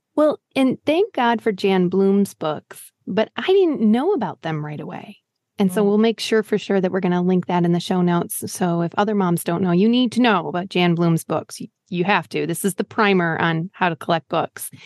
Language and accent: English; Green Bay, Wisconsin, United States; I'm from Green Bay.